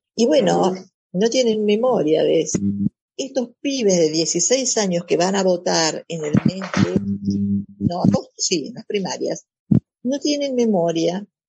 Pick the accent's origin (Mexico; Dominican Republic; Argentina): Argentina; nosotros nosotros digo, la Argentina